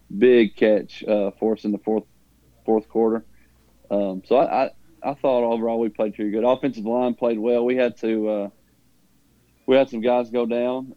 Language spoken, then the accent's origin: English; Huntland, Tennessee, United States; growing up in Huntland and going to Huntland, which is a small